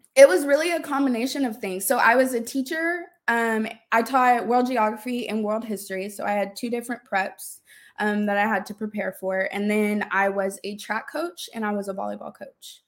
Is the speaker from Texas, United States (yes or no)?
yes; Austin, Texas, United States; moved away as an adult; also born or lived in Dallas-Fort Worth, Texas; I'm originally from Austin, but I moved to the D F W area for college